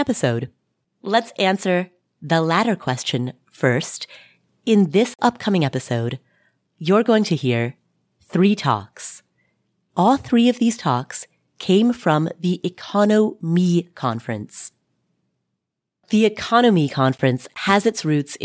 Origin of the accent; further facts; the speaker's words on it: Cincinnati, Ohio, United States; I'm from Cincinnati